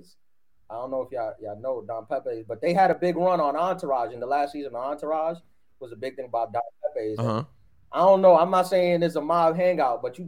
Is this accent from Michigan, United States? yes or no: no; New York City, New York, United States; also born or lived in South Ozone Park, Queens; I was born in East New York. I moved to Queens when I was 11